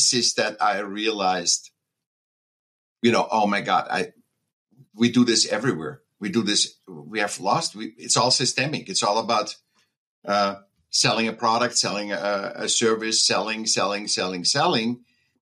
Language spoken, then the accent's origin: English; Vienna, Austria; I was born in Vienna, Austria